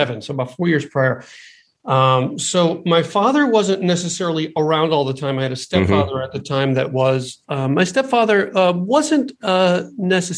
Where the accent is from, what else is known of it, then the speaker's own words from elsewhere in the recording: Bethlehem, Pennsylvania, United States; also born or lived in Riverside, California; We moved from Riverside when I was 4 years old, and I moved to Bethlehem, Pennsylvania